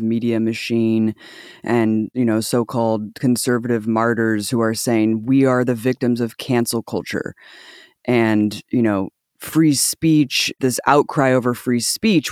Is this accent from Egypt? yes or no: no; United States; as an American white ally